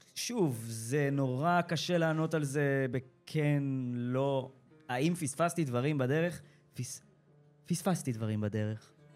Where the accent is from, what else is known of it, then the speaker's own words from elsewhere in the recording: Rosh HaAyin, Central District, Israel; למדתי במרכז אה, אה, אומנויות, איפה שגדלתי, שזה ראש העין